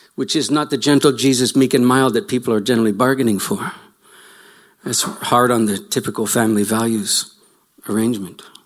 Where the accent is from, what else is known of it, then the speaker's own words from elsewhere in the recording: Canada; you can tell by my accent that I'm from slightly offshore